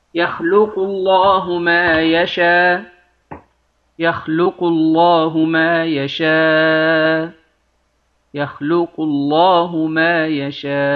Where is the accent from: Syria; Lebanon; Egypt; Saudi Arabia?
Egypt; حتى في لهجاتنا العامية هذه في مصر